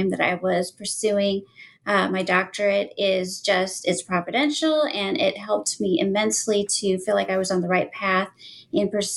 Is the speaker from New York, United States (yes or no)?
no; Nebraska, United States; I was born and raised in Nebraska, and I'm actually still here in Nebraska